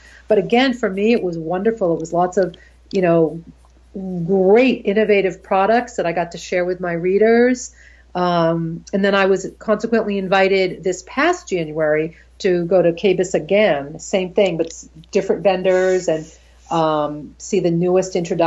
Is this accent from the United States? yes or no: yes; Boston, Massachusetts, United States; even though it's my hometown